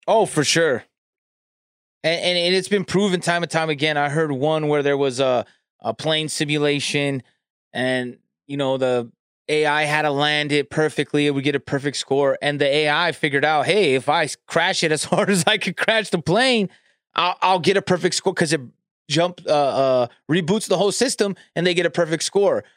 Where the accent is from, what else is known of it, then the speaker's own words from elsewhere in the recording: California, United States; I'm from California